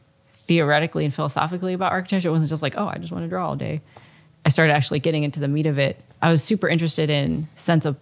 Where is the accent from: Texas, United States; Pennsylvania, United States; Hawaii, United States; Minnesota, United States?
Pennsylvania, United States; Bucks County; where I grew up in Pennsylvania, it's north of Philadelphia, and it's kind of like one of those iconic Pennsylvania places.